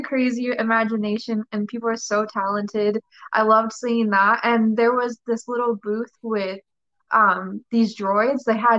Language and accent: English; Anaheim, California, United States; I'm from California, but I lived in Anaheim like pretty much all my life